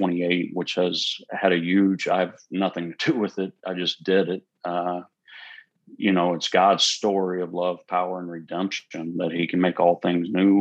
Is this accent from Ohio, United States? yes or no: no; Houston, Texas, United States; also born or lived in Huntsville, Texas; we're from the Houston area